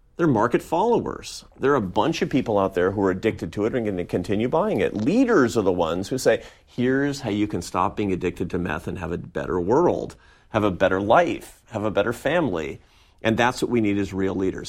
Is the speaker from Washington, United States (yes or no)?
yes; Seattle, Washington, United States; I grew up in Seattle, Washington